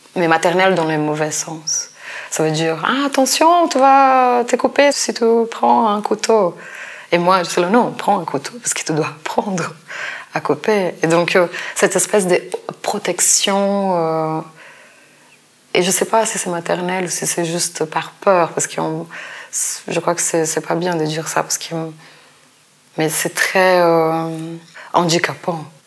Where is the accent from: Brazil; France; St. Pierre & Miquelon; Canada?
Brazil; moved away; mon enfance au Brésil. Peut-être si j'étais si restée au Brésil